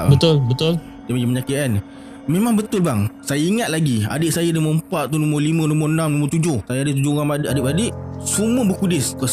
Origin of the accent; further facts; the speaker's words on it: Kedah, Malaysia; born there; Saya lahir kat kat Kedah. Uh, rumah dua tingkat dan rumah yang kat kampung lah